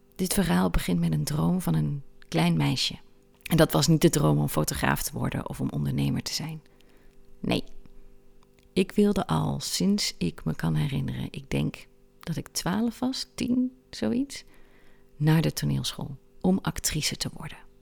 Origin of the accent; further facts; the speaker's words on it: Aalten, Gelderland, Netherlands; Ik zat als kind op de christelijke basisschool in Parlo. Barlo is een buurtschap van de gemeente Aalten. En ik kom uit Aalten.